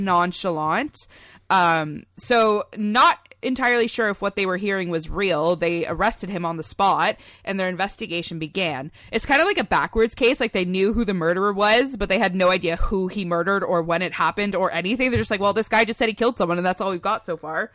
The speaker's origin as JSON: {"language": "English", "area": "near Oshawa", "region": "Ontario", "country": "Canada", "tie": "born or raised there", "said": "really close to where we live slash grew up in, uh, in good old Oshawa, Ontario"}